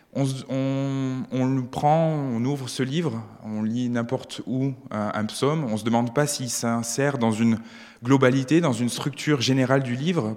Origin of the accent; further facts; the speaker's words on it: France; moved away as an adult; now in Switzerland; je suis un, immigré euh, français en Suisse